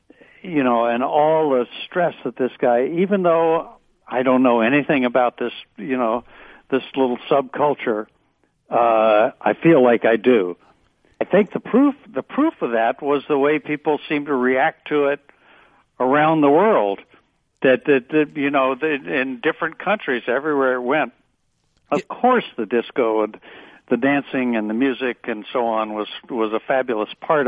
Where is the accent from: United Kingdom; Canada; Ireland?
United Kingdom; England; also born or lived in Alabama, United States; No, you know, I grew up in England and in Alabama, really different places.